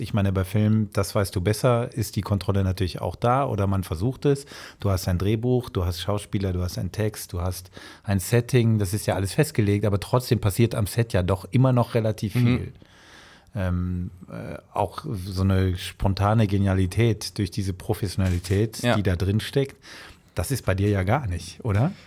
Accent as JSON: {"language": "German", "region": "Rhineland", "country": "Germany", "tie": "born or raised there", "moved": "yes", "said": "Ich bin ja gebürtig im Rheinland und habe mir das sozusagen ähm, als Fremdsprache angeeignet"}